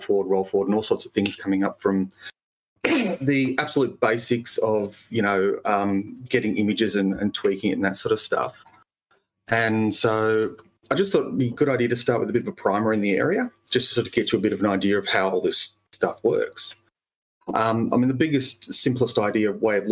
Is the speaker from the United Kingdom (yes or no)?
no; Australia; I'm an Australian human